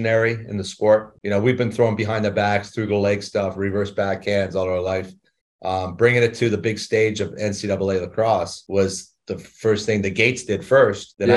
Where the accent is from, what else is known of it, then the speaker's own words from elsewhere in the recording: Victoria, British Columbia, Canada; moved away as an adult; I'm from Victoria, British Columbia, Canada